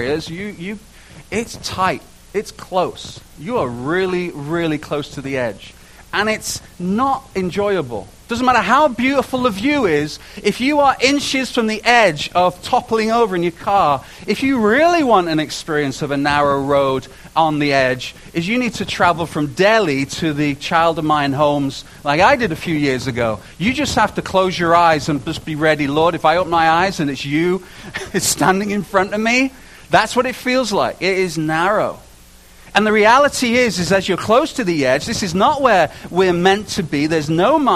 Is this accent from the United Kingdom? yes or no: yes; United Kingdom; moved away; being a Brit